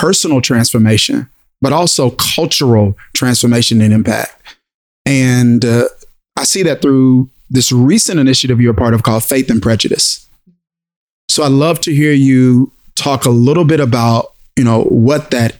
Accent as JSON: {"language": "English", "region": "Mississippi", "country": "United States", "tie": "born or raised there", "said": "growing up in Mississippi"}